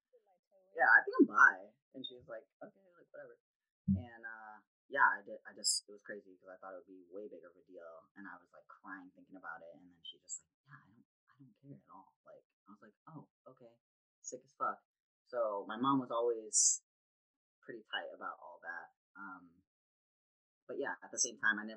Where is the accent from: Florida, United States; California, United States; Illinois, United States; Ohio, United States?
Illinois, United States; Chicago; moved away as an adult; also born or lived in Wisconsin; now in San Francisco, United States; I'm from Chicago.